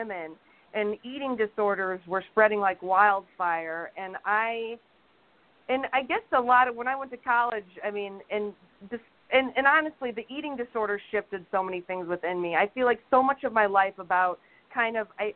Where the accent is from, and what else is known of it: Toledo, Ohio, United States; moved away as an adult; also born or lived in Chicago; now in Los Angeles, United States